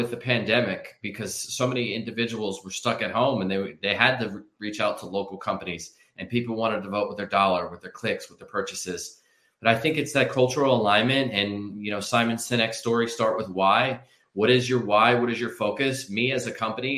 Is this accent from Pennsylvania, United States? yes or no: yes; Philadelphia, Pennsylvania, United States; I'm from Philadelphia